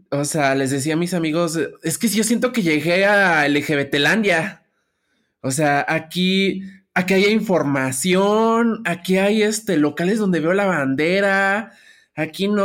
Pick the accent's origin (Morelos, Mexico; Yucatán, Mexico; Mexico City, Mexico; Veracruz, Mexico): Mexico City, Mexico; tengo 29 años, ya casi cumplí los 30. Este, toda mi vida he vivido en la Ciudad de México, aunque gran parte de mi infancia la pasé en Xochimilco.